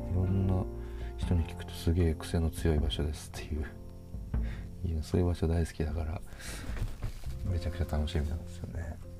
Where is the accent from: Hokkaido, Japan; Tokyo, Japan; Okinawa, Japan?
Hokkaido, Japan; now in Kyoto, Japan; 僕は北海道で生まれ育った